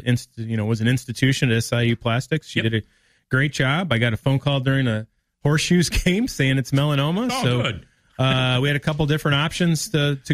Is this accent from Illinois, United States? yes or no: yes; Peoria, Illinois, United States; I was a lifeguard growing up in Peoria